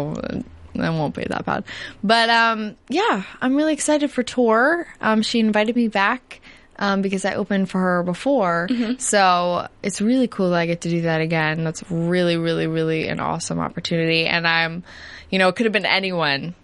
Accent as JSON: {"language": "English", "region": "New Jersey", "country": "United States", "said": "I'm from New Jersey."}